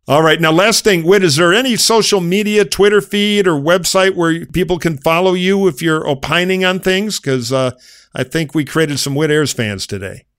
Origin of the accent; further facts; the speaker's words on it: Michigan, United States; my home state of Michigan